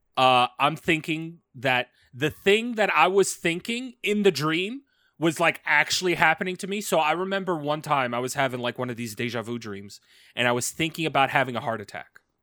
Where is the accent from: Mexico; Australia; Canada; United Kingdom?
Canada; As a Canadian